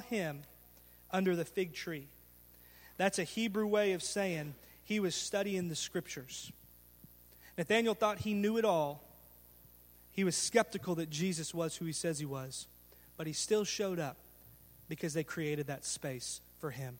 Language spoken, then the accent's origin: English; Garland, Texas, United States; I was raised in Garland and graduated from Garland High School